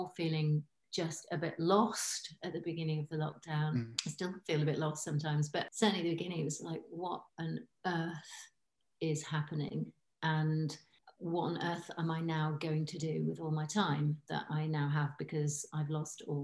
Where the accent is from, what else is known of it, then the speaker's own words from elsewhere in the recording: Hull, Yorkshire and the Humber, United Kingdom; also born or lived in New Zealand; now in Poole, United Kingdom; I'm from Hull, but I live in Poole